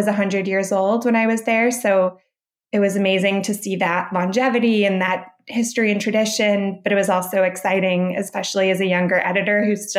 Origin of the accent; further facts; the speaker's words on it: St. Louis, Missouri, United States; moved away as an adult; now in New York, United States; I grew up in St. Louis, Missouri